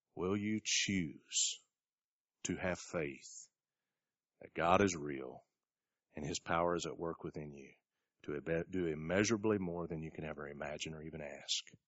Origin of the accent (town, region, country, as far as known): United States